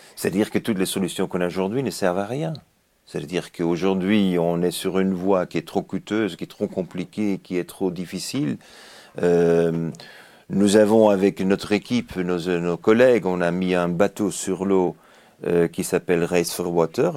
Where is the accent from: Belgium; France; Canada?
Belgium; now in Japan; je suis belge, j'habite le Japon